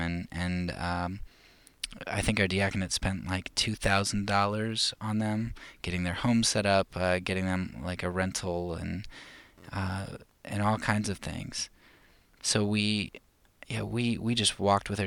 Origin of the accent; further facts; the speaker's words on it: United States; As, as an American